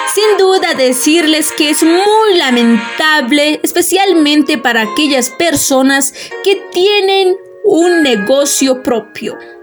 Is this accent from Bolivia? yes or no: yes; Bolivia; nosotros como bolivianos